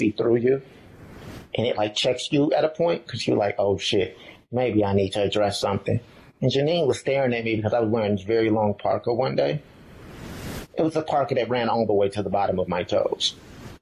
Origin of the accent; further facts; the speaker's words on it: Chicago, Illinois, United States; moved away as an adult; of Chicago in a very religious home where I did not see individuals who reflected this identity